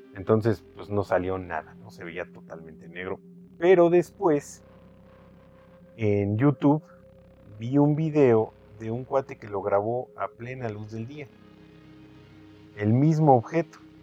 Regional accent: Mexico; nosotros los mexicanos

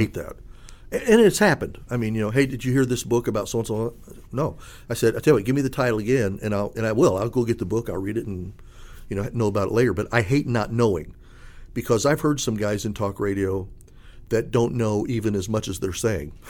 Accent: Indianapolis, Indiana, United States; I'm from Indianapolis

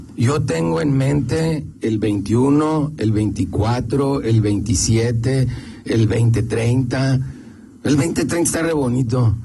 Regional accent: León, Guanajuato, Mexico; como leonés

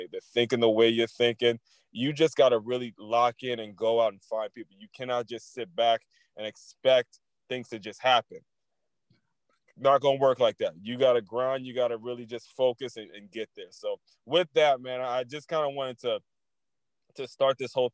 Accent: Silver Spring, Maryland, United States; grew up in Silver Spring, Maryland

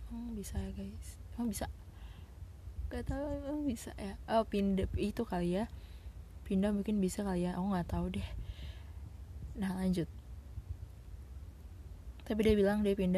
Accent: Sulawesi, Indonesia; kebetulan aku anak Sulawesi asli dan dia perantau dari Jakarta

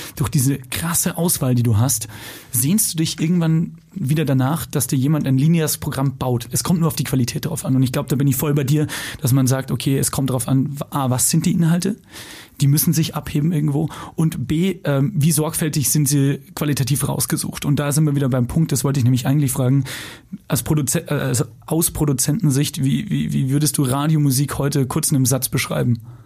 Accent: Lower Bavaria, Germany; ich bin in Niederbayern groß geworden

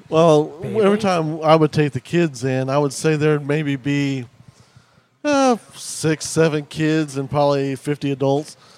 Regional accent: Ozark, Missouri, United States; also born or lived in Chicago suburbs, Illinois; being in Ozark, you know, we moved down from Chicago

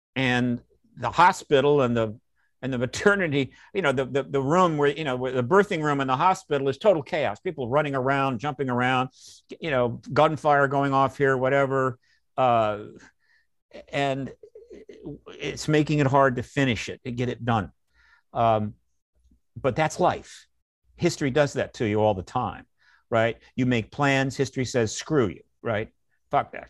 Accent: United States; I'm an American

